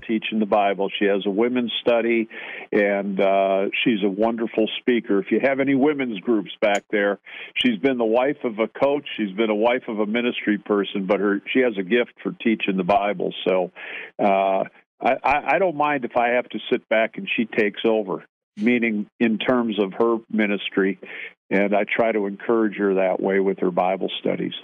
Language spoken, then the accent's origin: English; Grafton, Wisconsin, United States; moved away; I'm from Grafton